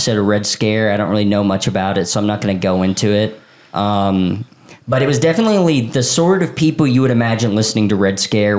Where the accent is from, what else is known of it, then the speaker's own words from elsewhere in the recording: Tennessee, United States; we're from Tennessee.